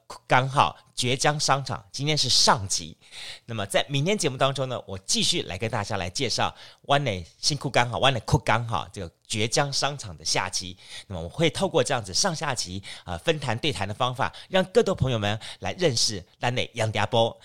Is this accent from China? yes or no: no; Kaohsiung, Taiwan; 我们高雄人看见世界的